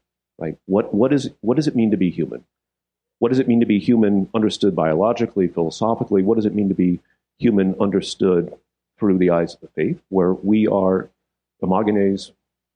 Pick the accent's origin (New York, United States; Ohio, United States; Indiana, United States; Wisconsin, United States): Indiana, United States; South Bend; now in Dallas, United States; I grew up in South Bend, next to the University of Notre Dame.